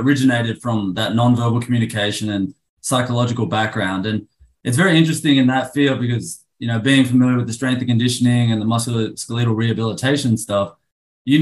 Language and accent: English; Sydney, New South Wales, Australia; moved away as an adult; also born or lived in Arlington, Texas; now in United States; I'm originally from Sydney, Australia. I came over here to America.